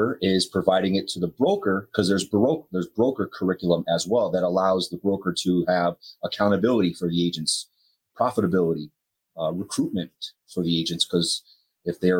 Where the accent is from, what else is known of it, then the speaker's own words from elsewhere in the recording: East Hartford, Connecticut, United States; Born and raised in East Hartford, went to East Hartford High School, graduated in 1991